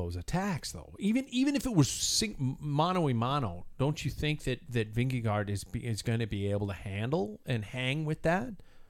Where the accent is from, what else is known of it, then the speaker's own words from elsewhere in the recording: United States; I'm an American man